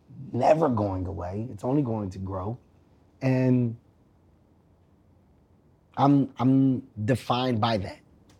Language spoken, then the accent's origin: English; Philadelphia, Pennsylvania, United States; I'm from Philly.